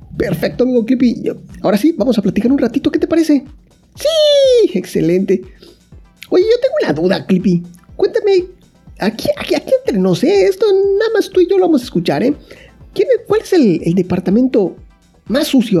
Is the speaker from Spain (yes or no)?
no; Mexico; yo dibujante, que soy de México